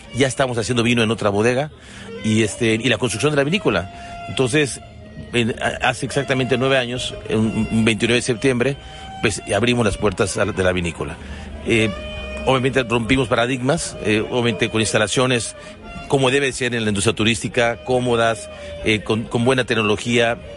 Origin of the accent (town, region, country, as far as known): Mexico